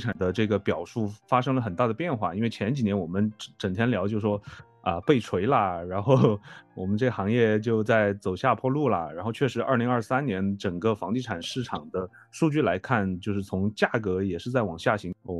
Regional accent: China; 因为我们中国人嘛，都会去讨论房子这个事情

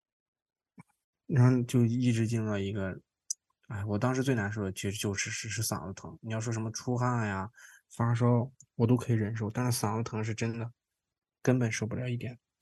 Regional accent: China; now in Toronto, Canada; 我是中，是中国，亚洲人嘛，然后中国人

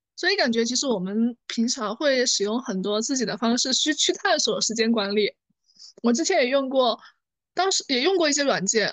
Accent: China; 我们中国人在集体主义文化背景下

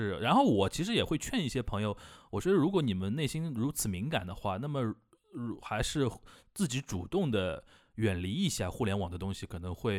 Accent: Shanghai, China; 我们本本地的上海，就是上海土生土长的上海人

